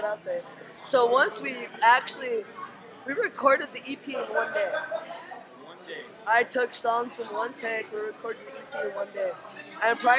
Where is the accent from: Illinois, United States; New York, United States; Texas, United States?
Illinois, United States; Chicago; I grew up in Logan Square, Humble Park, and that's, like, north side